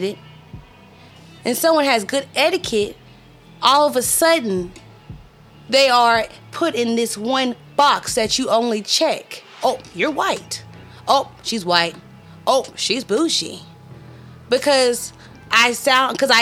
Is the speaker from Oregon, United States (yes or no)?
no; Texas, United States; I'm from Texas